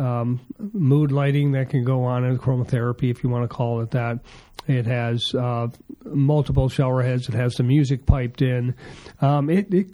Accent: Wisconsin, United States; now in Arizona, United States; I'm from Wisconsin

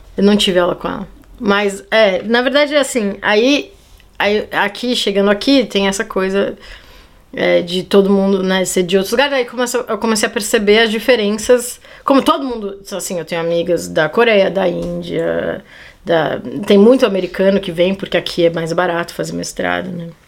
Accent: São Paulo, Brazil; moved away as an adult; also born or lived in Portugal; eu sou de São Paulo

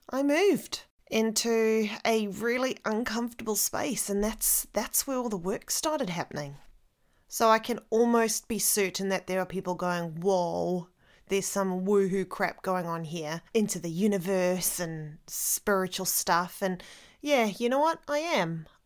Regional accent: South Africa; accent: mix of New Zealand and South African; now in New Zealand; I'm currently living in New Zealand. I am originally from South Africa, hence the accent. So it is a freaky mix of New Zealand and South African, English South African at that.

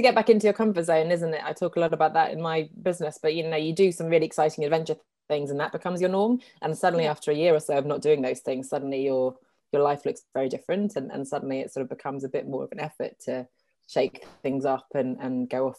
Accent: England, United Kingdom; moved away as an adult; also born or lived in Sweden / Geneva, Switzerland; I'm Swedish originally. I grew up in England, though. And then I moved to Geneva in Switzerland to do my master's degree.

